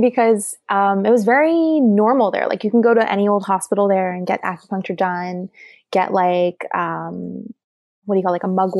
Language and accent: English; Shanghai, China; also born or lived in Taiwan / South Korea / Thailand; I grew up in Shanghai and Taiwan and we moved around a little bit. I spent some time in Korea and some time in Thailand more, but a lot of time in Asia.